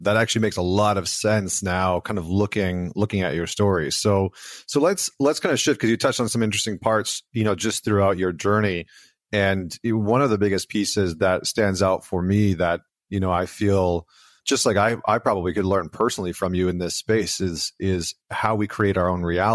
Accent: Canada; I'm Canadian, so we always call it university

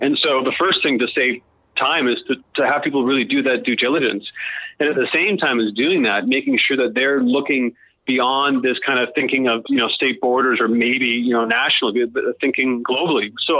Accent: Australia; I think a lot of it actually has to come with, you know, being Australian and being in this part of the world and that whole tyranny of distance.

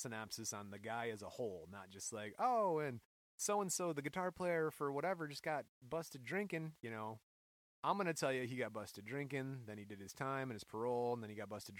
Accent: Michigan, United States; We are from Michigan

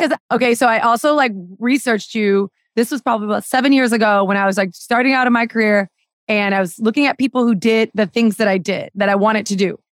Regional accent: Miami, Florida, United States; I grew up in Miami and it's very much a, a Spanish, Spanish-speaking city and town

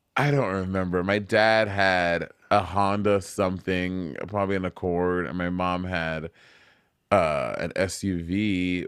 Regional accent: St. Lucia; moved away; also born or lived in New York City / Atlanta; when I grew up in Saint Lucia

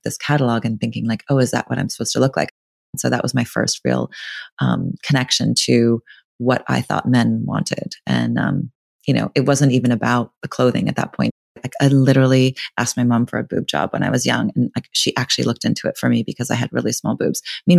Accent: California, United States; I grew up in California

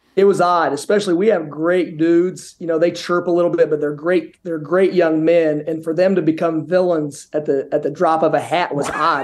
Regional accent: Indiana, United States; moved away as an adult; now in Boca Raton, United States; growing up in Indiana

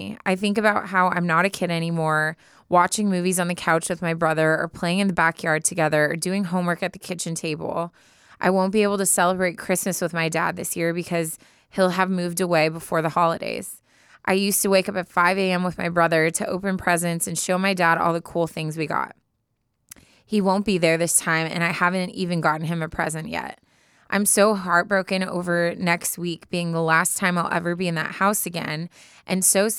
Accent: Chicago, Illinois, United States; also born or lived in Michigan; now in Boston, United States; I was born and raised in Chicago, but I've lived in Boston for the past 4 years for work after graduating college in Michigan in 2019.

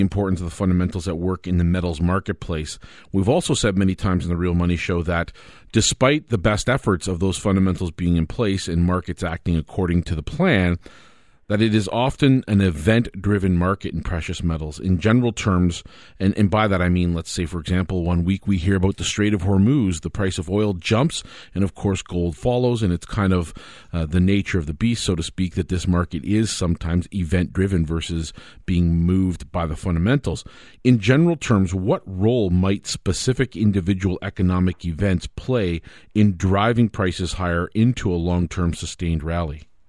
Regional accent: Canada

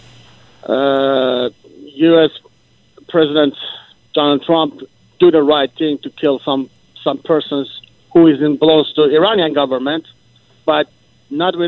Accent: Japan; English is a second language; moved away as an adult; also born or lived in Tehran, Iran; now in Canada; I am a grow up in Japan, 22 years, and I came from Japan

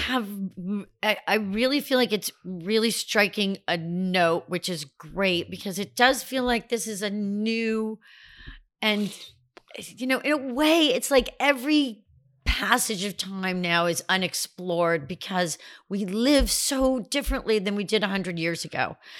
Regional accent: Glastonbury, Connecticut, United States; I grew up in a town called Glastonbury

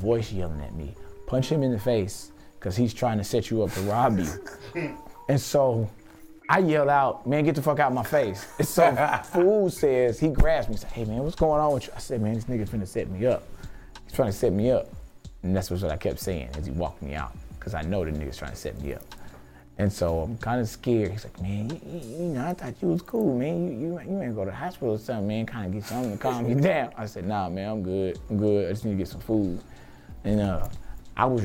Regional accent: Houston, Texas, United States; I'm from Houston

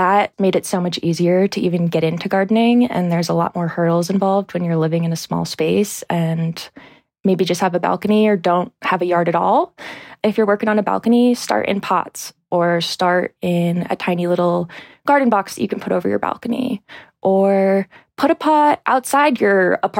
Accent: New Hampshire, United States; now in Salt Lake City, United States; Well, I'm not from Salt Lake. I'm from New Hampshire. So I grew up in New Hampshire on a horse farm.

